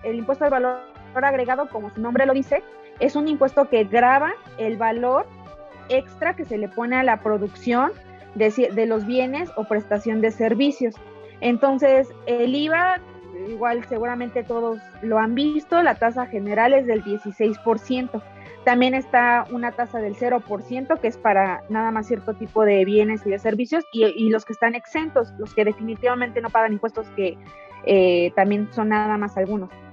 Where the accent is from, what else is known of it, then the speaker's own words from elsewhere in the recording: Mexico; como mexicanos